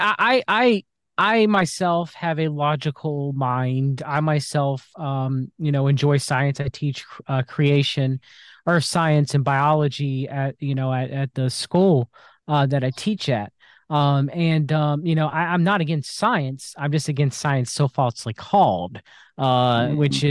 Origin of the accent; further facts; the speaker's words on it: United States; I was born in the United States of America, was raised in a Christian household.